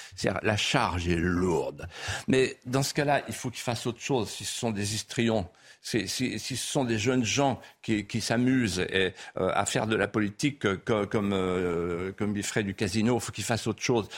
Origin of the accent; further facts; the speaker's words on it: Vendée, Pays de la Loire, France; accent: Vendéen patois; first language Vendéen patois; French is a second language; ma langue maternelle, c'était le patois. Hmm. Et donc j'ai parlé la langue, le patois couramment jusqu'à 13 ans.